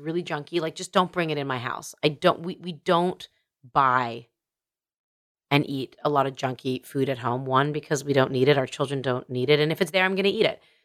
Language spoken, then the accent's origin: English; Canada; I'm a Canadian